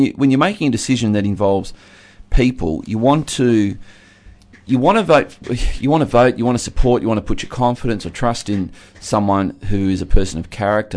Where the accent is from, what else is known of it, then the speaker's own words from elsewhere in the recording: Geelong, Victoria, Australia; where I grew up in Geelong